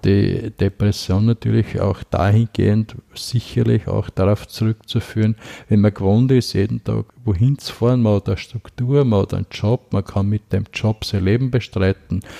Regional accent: Haugsdorf, Lower Austria, Austria; moved away as an adult; also born or lived in Hollabrunn / Vienna; ich komme aus Niederösterreich

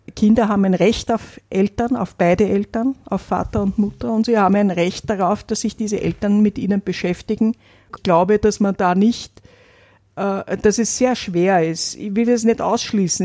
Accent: Vienna, Austria; Ich bin in Wien aufgewachsen

